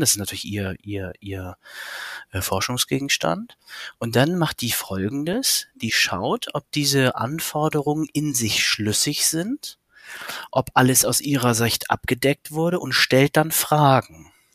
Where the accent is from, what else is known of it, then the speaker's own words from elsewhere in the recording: Hamburg, Germany; ich habe zwei Kinder, komme aus Hamburg